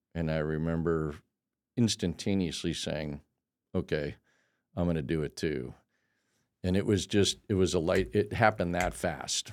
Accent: El Cajon, California, United States; moved away; also born or lived in Denver, Colorado; I grew up in El Cajon, California

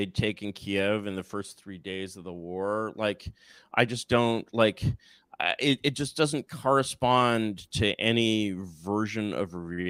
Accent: United States; I'm an American.

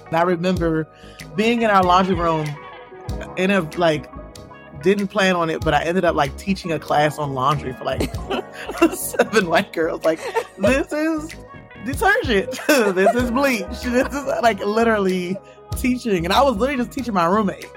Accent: Washington, District of Columbia, United States; now in Maryland, United States; So I grew up in Washington, D C. I currently reside in Maryland, but I grew up within the city of the district of Columbia

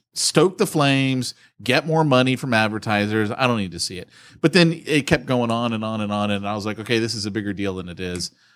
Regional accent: United States; we here in America have got it great as Christians

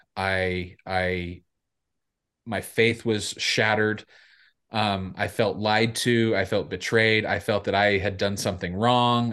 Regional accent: Salt Lake City, Utah, United States; I grew up in downtown Salt Lake City

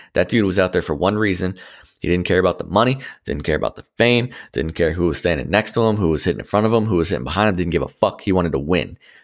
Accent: Washington, District of Columbia, United States; growing up in, you know, the D C area before the Nats were around

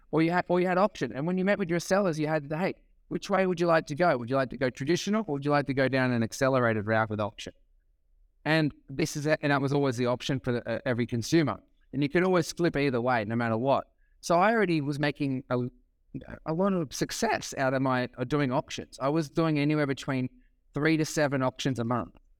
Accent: Sydney, New South Wales, Australia; moved away as an adult; now in California, United States; I am from Australia. Um, born on Sydney's northern beaches, so I love living in California

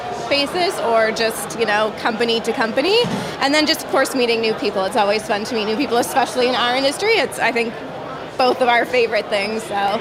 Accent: Canada; We're Canadian yeah. by heart

